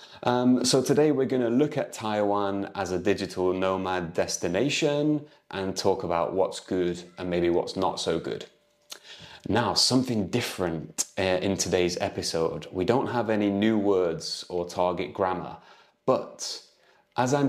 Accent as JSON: {"language": "English", "country": "United Kingdom", "moved": "as an adult", "lives_now": "Lisbon, Portugal", "said": "I'm an English tutor from the UK"}